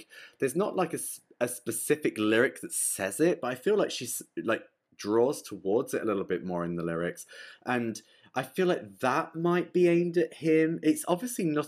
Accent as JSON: {"language": "English", "region": "England", "country": "United Kingdom", "said": "I'm English as well. I don't talk like this like American stuff"}